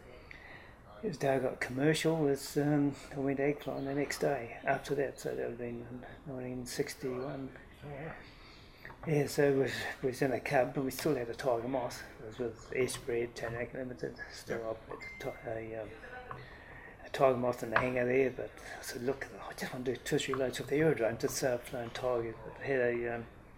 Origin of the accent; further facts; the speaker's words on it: Stratford, Taranaki, New Zealand; also born or lived in Hawera; And we moved to the farm north of Stratford. I did most of my schooling in Stratford.